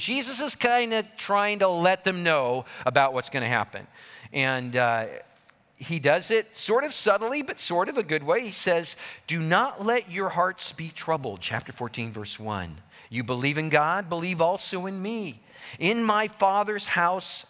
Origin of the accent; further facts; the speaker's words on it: Colorado, United States; I grew up in Colorado